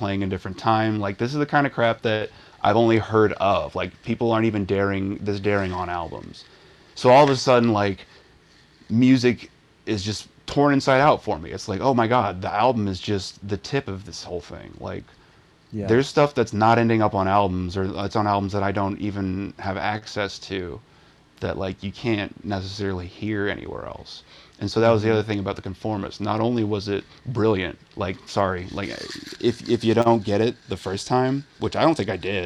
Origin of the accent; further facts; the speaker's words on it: St. Louis, Missouri, United States; my hometown